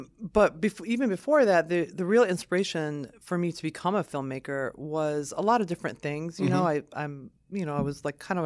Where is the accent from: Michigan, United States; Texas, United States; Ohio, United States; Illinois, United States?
Michigan, United States; Lansing; also born or lived in southern Lebanon; I grew up in Lansing. So my family and I immigrated from Lebanon, from southern Lebanon in 1978.